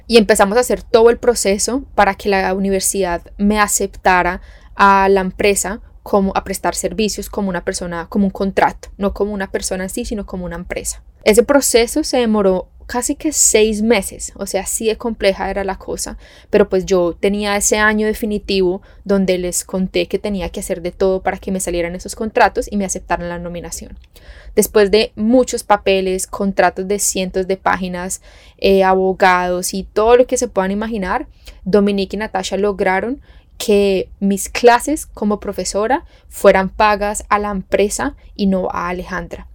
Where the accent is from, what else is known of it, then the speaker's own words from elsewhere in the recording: Tolima, Colombia; moved away as an adult; now in Australia; Yo soy orgullosamente tolimense